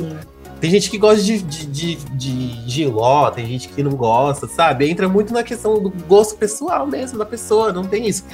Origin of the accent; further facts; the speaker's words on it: São Bernardo do Campo, São Paulo, Brazil; Eu sou de São Bernardo do Campo, amor, a terra da batata do Volkswagen